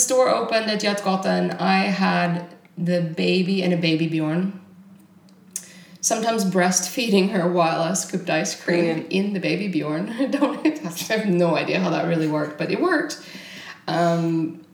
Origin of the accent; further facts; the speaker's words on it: Texas, United States; moved away as an adult; now in Stockholm, Sweden; I was born in Texas. I was born in Texas in a little tiny redneck hick town